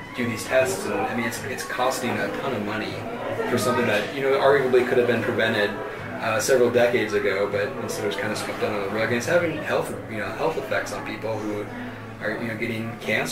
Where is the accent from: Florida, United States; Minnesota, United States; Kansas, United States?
Minnesota, United States; now in Colorado, United States; growing up in Minnesota